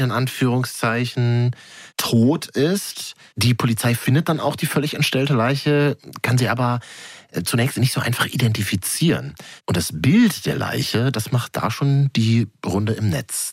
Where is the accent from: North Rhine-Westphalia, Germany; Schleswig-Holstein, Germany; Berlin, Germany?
Berlin, Germany; Ich bin ja gebürtiger Berliner, also Großstädter.